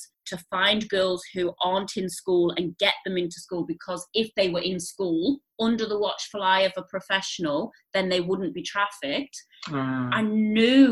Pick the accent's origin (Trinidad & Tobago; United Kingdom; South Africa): United Kingdom; England; moved away as an adult; also born or lived in Greece; now in Australia; you can hear from my accent. I grew up under the grey skies of England.